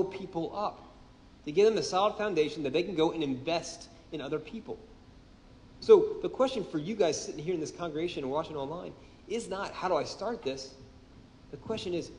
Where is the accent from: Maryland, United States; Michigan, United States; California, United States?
Maryland, United States; Baltimore; I'm from Baltimore. I'm one of the few of you people who stayed